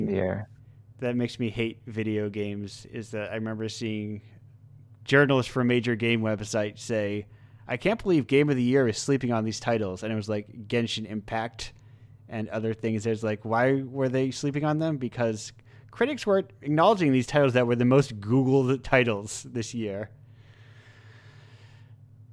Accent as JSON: {"language": "English", "country": "United States"}